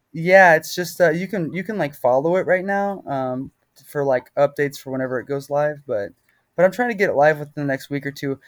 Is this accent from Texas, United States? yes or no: yes; Texas, United States; I'm from Texas